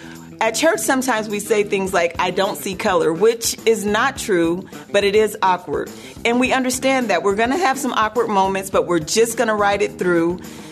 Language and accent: English; California, United States; I'm from California, not from Ghana